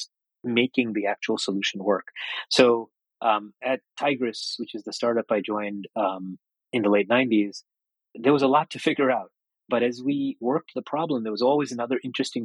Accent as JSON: {"language": "English", "town": "New York City", "region": "New York", "country": "United States", "tie": "born or raised there", "also_born_or_lived": "Calcutta, India", "said": "when we decided to emigrate to the States, I grew up in Queens. We moved to Flushing, New York"}